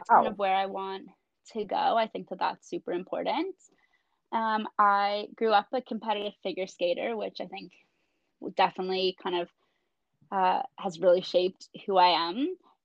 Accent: Toronto, Ontario, Canada; moved away as an adult; now in Antigonish, Canada; I am from Toronto

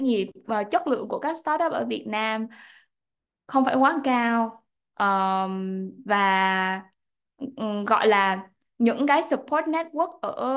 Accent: Da Nang, Vietnam; moved away as an adult; gốc ở Đà Nẵng em đến từ vùng nông thôn

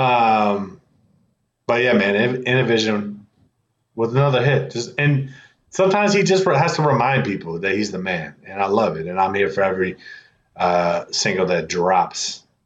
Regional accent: Midwest, United States; also born or lived in California; now in East Coast, United States; I was born in California. I was raised in the Midwest. Here I'm on the East Coast

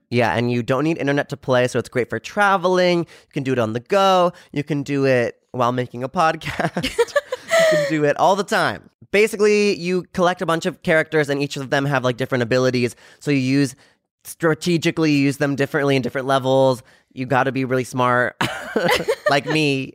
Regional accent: San Diego, California, United States

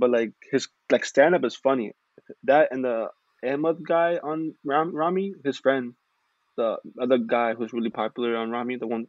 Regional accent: California, United States; also born or lived in Texas; now in Chicago, United States; I'm from Chicago. Well, I moved here like 3 years ago, but I'm originally from California, and I lived in Texas as well.

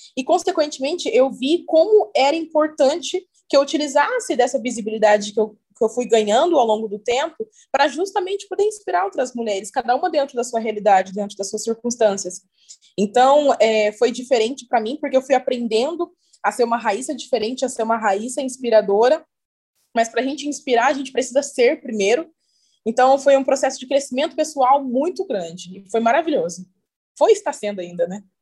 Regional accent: Cruzeiro, São Paulo, Brazil; moved away as an adult; also born or lived in Rio de Janeiro; now in Maringá, Brazil; comecei fazendo alguns trabalhos na minha cidade natal, eu sou de Cruzeiro, interior de São Paulo.

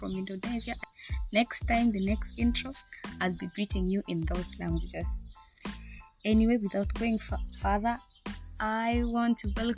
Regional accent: Kenya; moved away as an adult; also born or lived in Negev Desert, Israel; now in Israel; I'm currently living in Israel, in the Negev Desert. I'm here for internship, but I am a Kenyan.

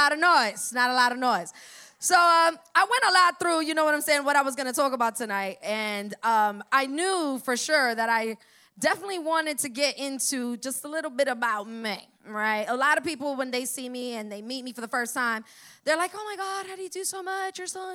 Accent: Florida, United States; Now, I'm from Broward. I'm from way up north, right? That's where I'm traveling from today. And the 954, right?

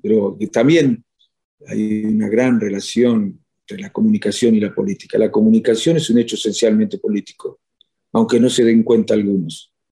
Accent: Chascomús, Buenos Aires Province, Argentina; moved away as an adult; now in Spain; en mi pueblo hasta el 2011

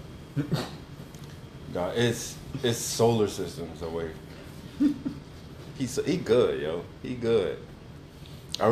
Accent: Louisiana, United States; We're from Louisiana

